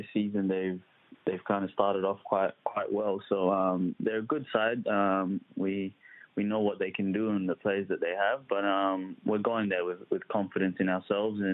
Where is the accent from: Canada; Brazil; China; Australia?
Australia; Adelaide, South Australia; moved away as an adult; also born or lived in Nairobi, Kenya / Melbourne / Sydney / Greece; now in Perth, Australia; I was born in Kenya and then migrated here with my family in 1999, so I was about 4 years old. And we moved to Adelaide, actually. I grew up in Adelaide